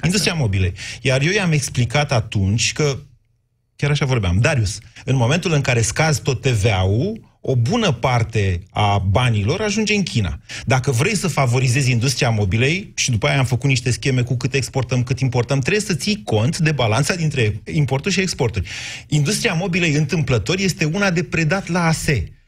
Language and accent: Romanian; Oltenia, Romania; ca Oltean